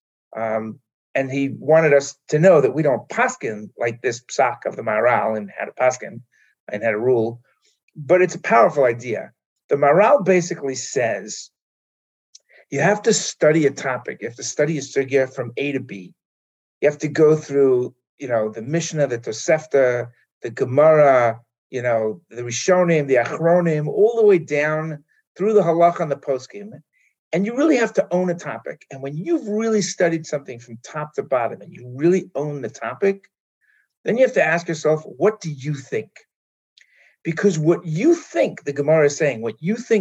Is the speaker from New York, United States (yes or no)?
yes; New York City, New York, United States; moved away as an adult; now in Israel; I grew up in Manhattan and went to Israel when I was 18, thinking I was going for a year